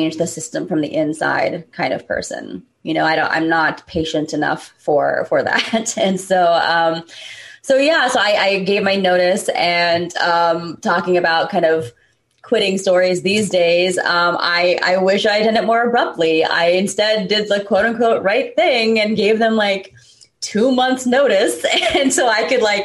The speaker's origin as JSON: {"language": "English", "country": "United States", "tie": "born or raised there", "said": "being American born and raised, but also South Asian"}